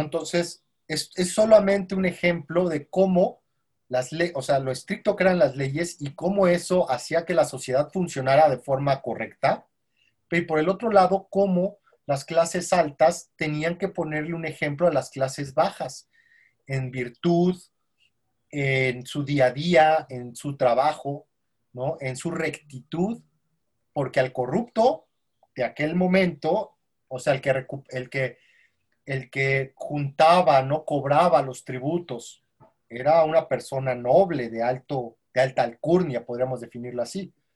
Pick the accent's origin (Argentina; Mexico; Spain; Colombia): Mexico; como mexicanos